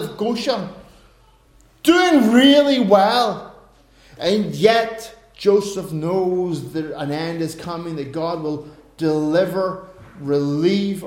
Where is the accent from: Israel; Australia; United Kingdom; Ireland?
Ireland; I'm an Irishman